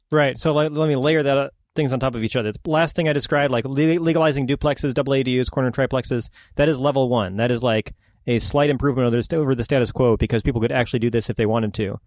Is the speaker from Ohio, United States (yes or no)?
yes; Ohio, United States; also born or lived in Vancouver, Washington / Longview, Washington; now in Portland, United States; I was born in Ohio.